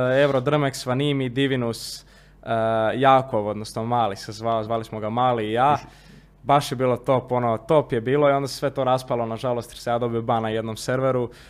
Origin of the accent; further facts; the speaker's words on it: Zagreb, City of Zagreb, Croatia; kod nas u Zagrebu